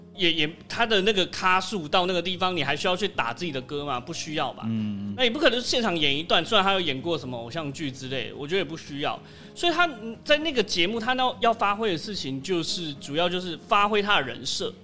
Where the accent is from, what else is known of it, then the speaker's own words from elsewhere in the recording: Taiwan; 我们台湾人